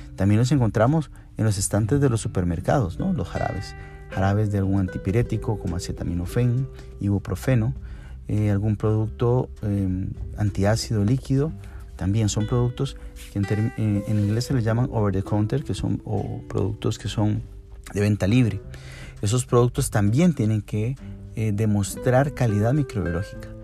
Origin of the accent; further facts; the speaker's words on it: Costa Rica; en nuestro país, en Costa Rica